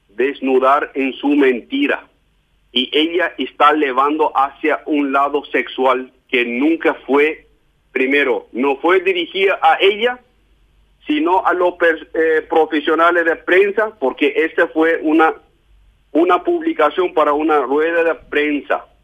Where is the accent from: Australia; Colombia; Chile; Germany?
Germany; Yo soy alemán.